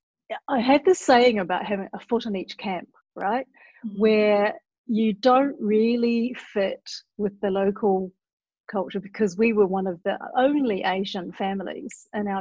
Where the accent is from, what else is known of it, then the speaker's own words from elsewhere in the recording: Auckland, New Zealand; born in New Zealand, Auckland, which is the biggest city but not the capital